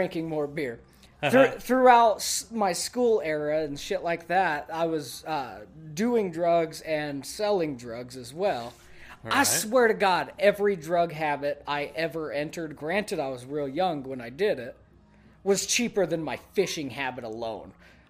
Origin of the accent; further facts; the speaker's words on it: the South, United States; I grew up in the South, moved to here. I know what a catfish can do.